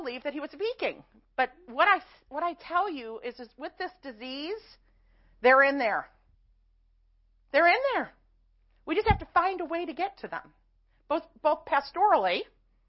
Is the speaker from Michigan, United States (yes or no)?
no; Chicago, Illinois, United States; I'm also from Chicago, so I talk kind of fast